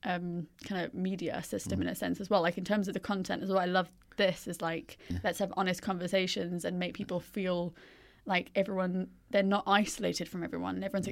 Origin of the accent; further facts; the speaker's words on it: India; So I grew up in India.